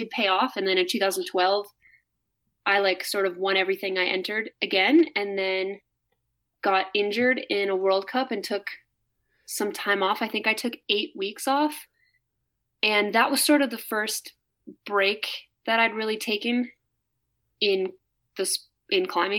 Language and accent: English; Hudson, Wisconsin, United States; also born or lived in Las Vegas; now in Salt Lake City, United States; growing up in Hudson, Wisconsin